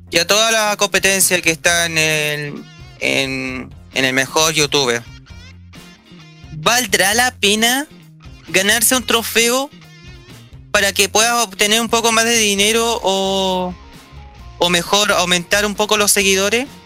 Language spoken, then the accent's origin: Spanish; Chile